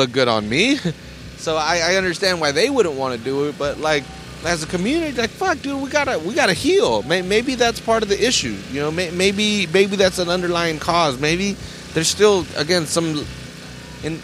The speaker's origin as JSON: {"language": "English", "town": "Salinas", "region": "California", "country": "United States", "tie": "born or raised there", "said": "that's my hometown"}